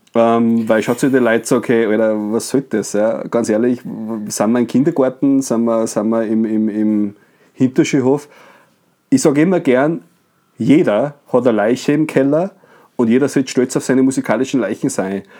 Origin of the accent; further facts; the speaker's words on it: Bad Ischl, Upper Austria, Austria; also, no offense gegen meine Heimat. Ich bin sehr gerne Badischler, fühle mich sehr wohl im Salzkammer gut